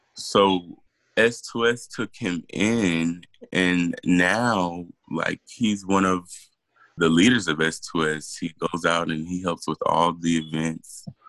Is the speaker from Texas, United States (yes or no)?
yes; Killeen, Texas, United States; we're from Killeen, Texas